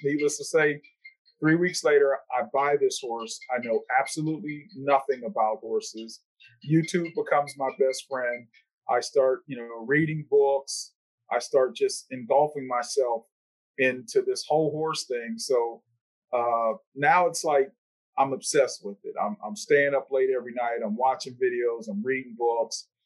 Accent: Pittsburgh, Pennsylvania, United States; my hometown of uh, Pittsburgh, Pennsylvania

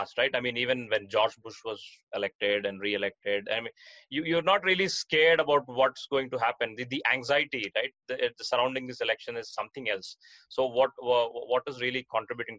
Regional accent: South India, India; my hometown down here in South India

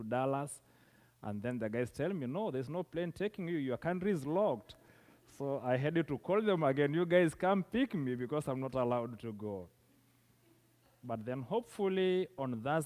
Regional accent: southern Kenya, Kenya; I come from Kenya, that is East Africa, from a community of a people called the Maasais, who live in the southern part of Kenya

